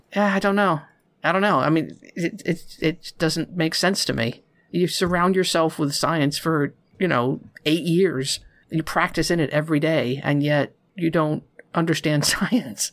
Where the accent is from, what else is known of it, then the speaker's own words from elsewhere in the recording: near Philadelphia, Pennsylvania, United States; I grew up near Philadelphia